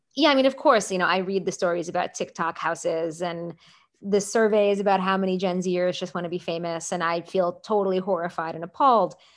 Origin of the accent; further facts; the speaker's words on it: Seattle, Washington, United States; When I was growing up in Seattle